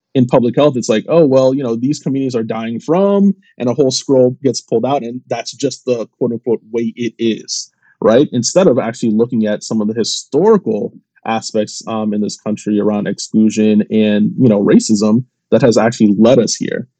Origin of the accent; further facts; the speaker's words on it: Washington, District of Columbia, United States; also born or lived in Jamaica (ancestry) / Trinidad and Tobago (ancestry); growing up in the Washington D.C. area